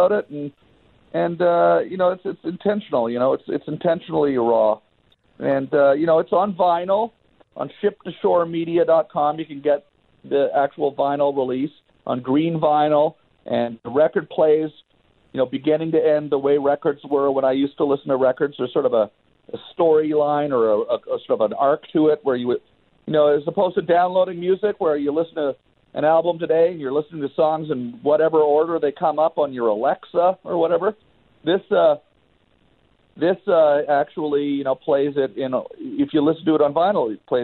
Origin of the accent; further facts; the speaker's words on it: Ottawa, Ontario, Canada; moved away as an adult; now in Los Angeles, United States; growing up in Ottawa